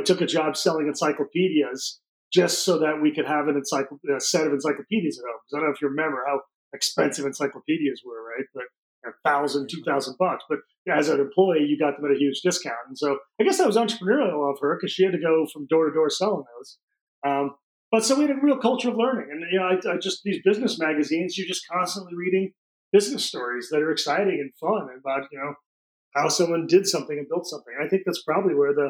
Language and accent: English; Peoria, Illinois, United States; born there; The easiest way to describe it is the city I was born in Illinois is called Peoria.